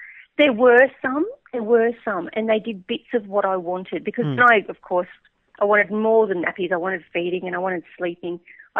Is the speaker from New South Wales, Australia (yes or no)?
yes; Newcastle, New South Wales, Australia; I'm from Newcastle